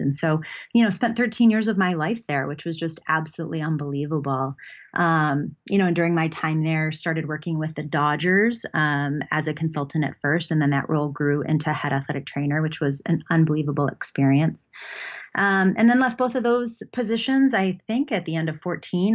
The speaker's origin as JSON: {"language": "English", "town": "Buffalo", "region": "New York", "country": "United States", "tie": "born or raised there", "also_born_or_lived": "North Carolina", "moved": "as an adult", "said": "I grew up in Buffalo, New York"}